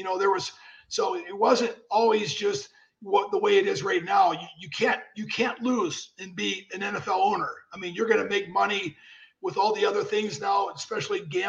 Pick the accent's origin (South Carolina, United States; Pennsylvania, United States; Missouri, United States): Pennsylvania, United States; moved away; I was from Pennsylvania and I was a quarterback in high school